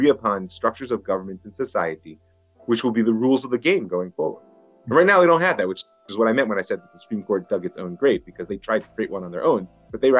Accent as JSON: {"language": "English", "country": "United States", "moved": "yes", "lives_now": "Israel", "said": "as an American"}